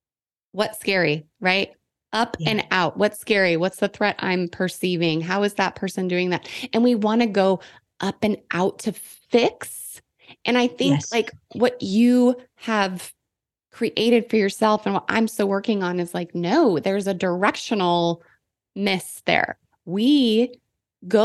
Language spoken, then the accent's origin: English; Washington, United States; now in Texas, United States; The Pacific Northwest, like Washington State is where I grew up